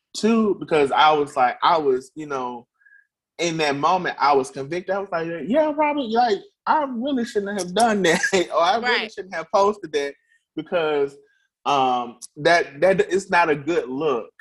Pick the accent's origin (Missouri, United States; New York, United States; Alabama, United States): Alabama, United States; Birmingham; I'm a native of Birmingham, Alabama. Um, I've been here all my life